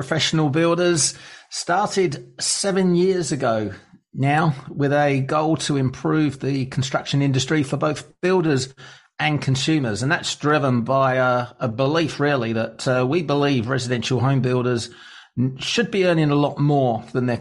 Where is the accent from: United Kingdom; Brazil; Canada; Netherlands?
United Kingdom; England; I grew up in England, just outside London.